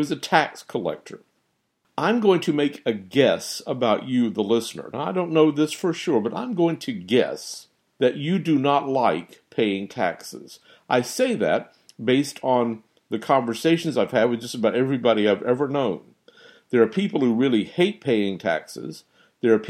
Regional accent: United States; as American citizens

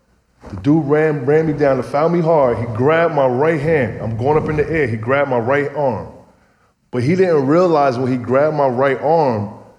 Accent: New Jersey, United States; I get it. I'm from Jersey. You know, Jersey always get overlooked, so I'm like, okay, cool.

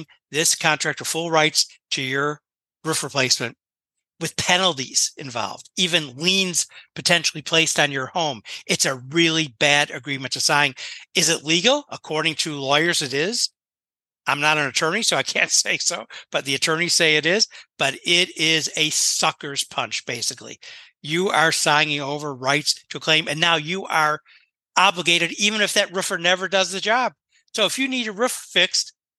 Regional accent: Chicago, Illinois, United States; moved away as an adult; now in Florida, United States; I come from Chicago.

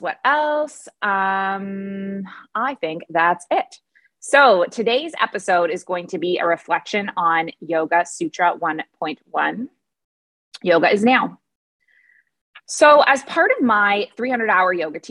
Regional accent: Canada; moved away as an adult; also born or lived in Dubai / Abu Dhabi; now in Bali, Indonesia; I'm a Canadian who moved across the world at age 23, and I never went back.

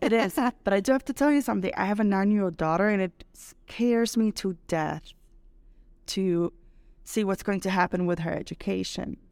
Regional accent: Brazil; now in Mexico; I'm Brazilian

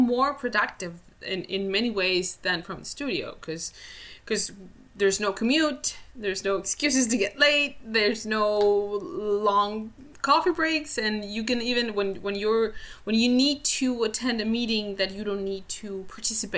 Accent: Spain; moved away as an adult; now in Vancouver, Canada; I'm originally from Spain, and now I live in Canada, in Vancouver, in rainy Vancouver.

